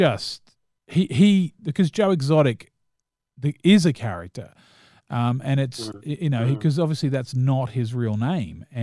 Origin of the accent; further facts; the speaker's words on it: New Zealand; I am a New Zealander